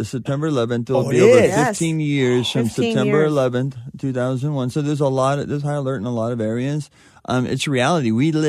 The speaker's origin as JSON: {"language": "English", "region": "California", "country": "United States", "tie": "born or raised there", "said": "I mean, growing up in Southern California, you got to drive on these freeways all the time."}